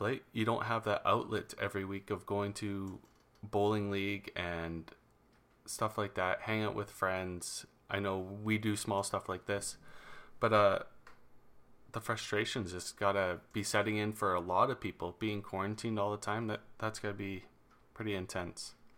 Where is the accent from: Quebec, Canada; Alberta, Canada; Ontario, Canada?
Alberta, Canada; in Alberta we already have that economic downturn going on